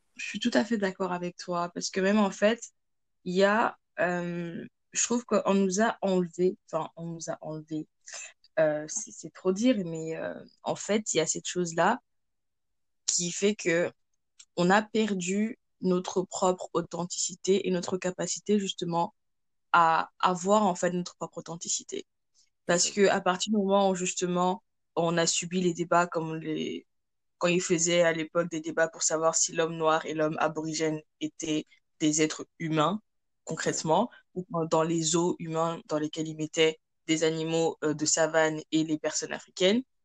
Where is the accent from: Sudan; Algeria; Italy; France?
France; moved away as an adult; also born or lived in Cameroon; now in Canada; je suis camerounaise d'origine, je vis en France euh, depuis toute petite et actuellement je suis au Canada